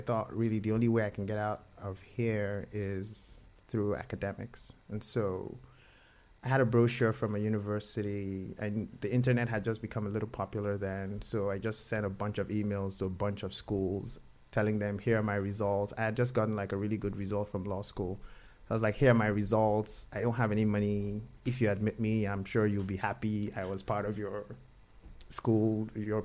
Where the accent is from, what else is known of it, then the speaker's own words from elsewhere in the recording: Nigeria; moved away; I grew up in Nigeria